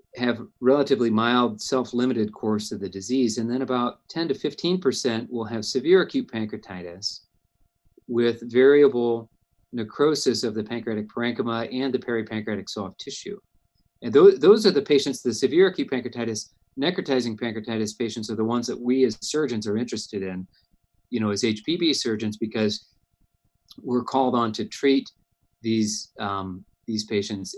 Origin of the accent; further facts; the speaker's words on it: Cleveland, Ohio, United States; moved away as an adult; also born or lived in Toledo, Ohio; now in Indiana, United States; I grew up in Cleveland, Ohio